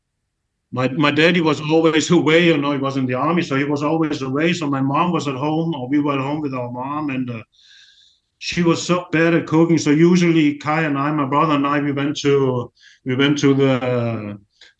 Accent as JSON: {"language": "English", "area": "near Dresden", "region": "Saxony", "country": "Germany", "tie": "born or raised there", "also_born_or_lived": "West Coast, Denmark / Copenhagen, Denmark", "moved": "yes", "said": "I was born in 70 and near Dresden, south of Dresden."}